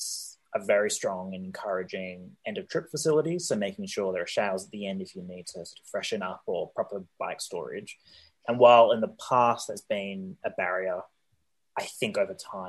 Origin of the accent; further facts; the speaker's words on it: Sydney, New South Wales, Australia; moved away; I grew up in Sydney